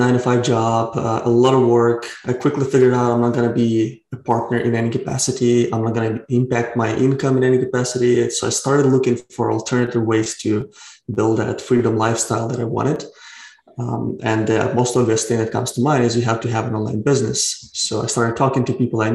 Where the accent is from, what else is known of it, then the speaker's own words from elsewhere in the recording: Ukraine; now in Vancouver, Canada; I'm originally from Ukraine, but I live in Vancouver, Canada.